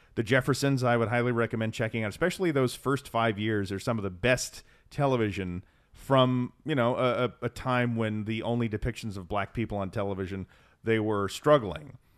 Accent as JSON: {"language": "English", "region": "Texas", "country": "United States", "said": "we're from Texas"}